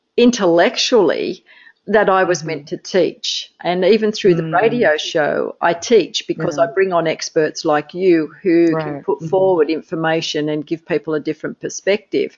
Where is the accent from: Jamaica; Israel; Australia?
Australia; as an Australian